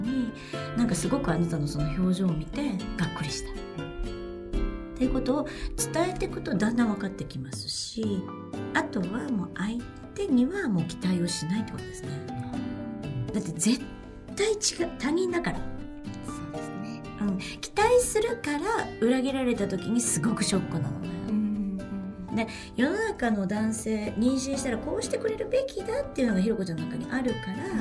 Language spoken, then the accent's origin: Japanese; Japan; born or raised there; moved away as an adult; also born or lived in Beijing, China